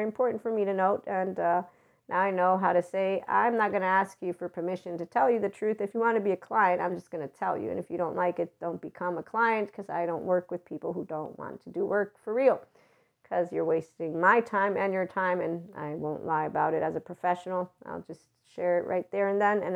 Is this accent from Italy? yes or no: yes; Naples, Campania, Italy; moved away; also born or lived in Pozzuoli; living in Pozzuoli, but I'm from Naples